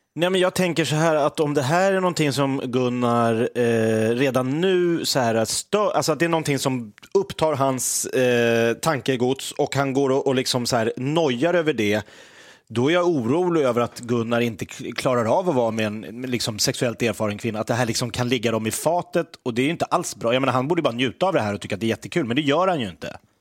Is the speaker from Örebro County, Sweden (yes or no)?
no; Järfälla, Stockholm County, Sweden; also born or lived in Sundsvall; now in Gävle, Sweden; jag är uppvuxen, eh, i Järfälla utanför Stockholm